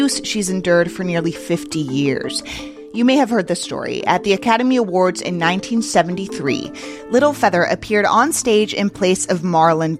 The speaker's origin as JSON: {"language": "English", "region": "Mexico City", "country": "Mexico", "moved": "yes", "lives_now": "United States", "said": "I'm from Mexico City and I still have family and friends there"}